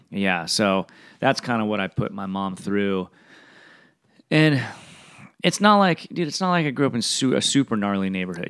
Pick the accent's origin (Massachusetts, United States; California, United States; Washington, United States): California, United States; Fullerton; also born or lived in Bellflower, California; I was born in Bellflower, raised in Fullerton my whole life